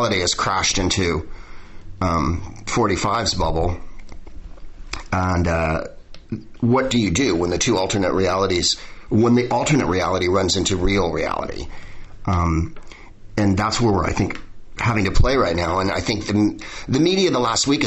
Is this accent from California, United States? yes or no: yes; San Francisco, California, United States; now in Southern California, United States; I'm from San Francisco as well